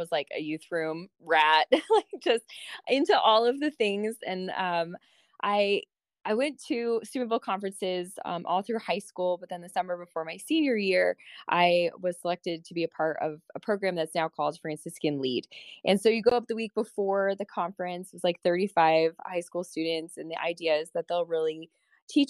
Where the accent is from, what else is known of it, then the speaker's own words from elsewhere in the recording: Colorado, United States; I was originally from Colorado